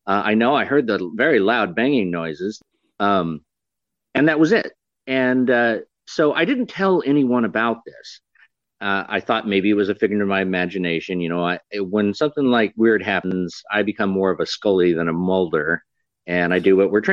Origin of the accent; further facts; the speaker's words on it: Fairbanks, Alaska, United States; I'm from Alaska, Fairbanks, Alaska